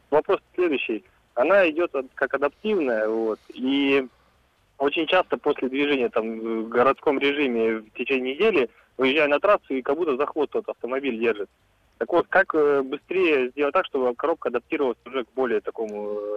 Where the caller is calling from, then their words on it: Tomsk, Tomsk Oblast, Russia; Я из города Томска